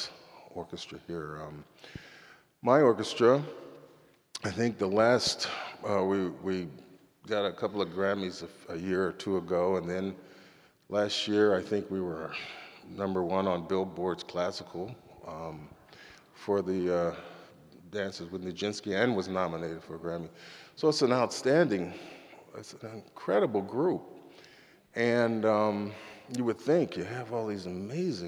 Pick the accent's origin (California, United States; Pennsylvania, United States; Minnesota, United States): California, United States; Los Angeles; moved away as an adult; now in San Francisco Bay Area, United States; I come from Los Angeles